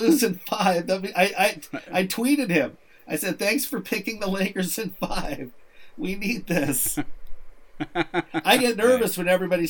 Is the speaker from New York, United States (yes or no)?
yes; New York, United States; I'll be rooting for Brooklyn over Toronto, being a New Yorker up the past.